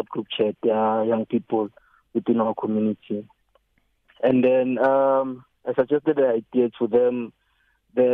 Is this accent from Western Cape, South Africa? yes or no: no; Soweto, Gauteng, South Africa; I'm from Pimville Zone 9 in Soweto.